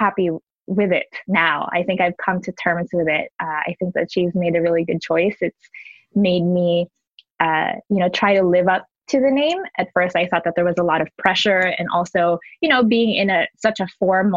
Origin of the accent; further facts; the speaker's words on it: Manila, Metro Manila, Philippines; now in Washington, D.C., United States; I grew up in the Philippines. Manila is my first home.